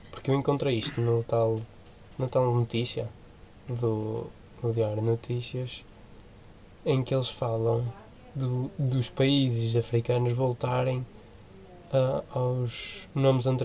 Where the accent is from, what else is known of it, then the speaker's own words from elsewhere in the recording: Vila Nova de Gaia, Porto District, Portugal; Não, sou de Gaia. Lá está aí, sou de Gaia.